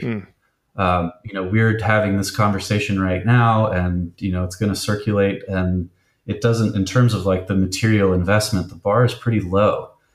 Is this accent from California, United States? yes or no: yes; Bay Area, California, United States; growing up in the Bay Area, being so close to Berkeley and San Francisco